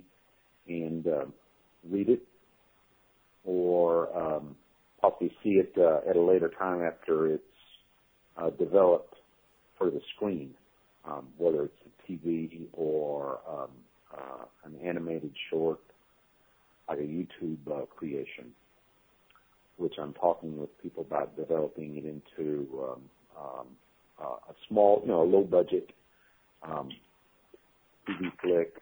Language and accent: English; Texas, United States; moved away as an adult; now in Hong Kong; I'm originally from Texas. Currently, I've been living in Hong Kong